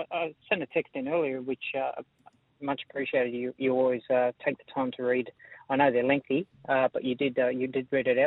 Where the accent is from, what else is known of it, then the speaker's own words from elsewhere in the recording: Belmore, New South Wales, Australia; I grew up in Belmore with my grandparents